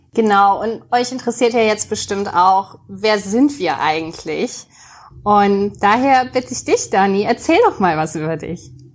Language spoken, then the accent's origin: German; near Mainz, Rhineland-Palatinate, Germany; Ich komme aus Mainz, ich bin ein echtes Mainzer Mädchen. Zwar nicht ganz echt, ich bin nicht ganz in Mainz geboren, aber zumindest in der Umgebung